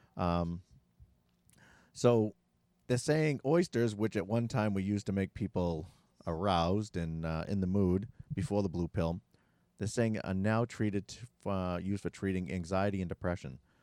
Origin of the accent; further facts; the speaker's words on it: Massachusetts, United States; we're in from Massachusetts